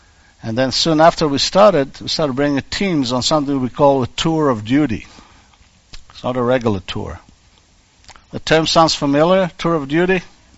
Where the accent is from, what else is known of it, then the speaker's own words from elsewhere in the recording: Israel; moved away; remodeling old bomb shelters in my hometown